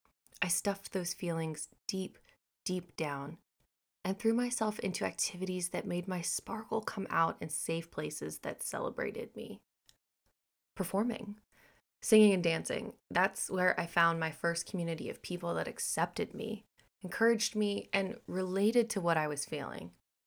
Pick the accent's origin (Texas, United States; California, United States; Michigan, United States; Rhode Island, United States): Texas, United States; born there; also born or lived in Missouri; now in Florida, United States; I was born in Texas, spent a third of my life in Missouri, and now reside in the Sunshine State of Florida.